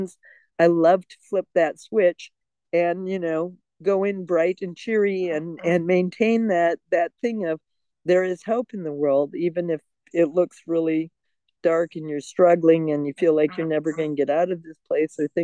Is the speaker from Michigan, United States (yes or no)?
yes; outside of Detroit, Michigan, United States; also born or lived in Europe / Germany; now in New Mexico, United States; I grew up outside of Detroit, Motor City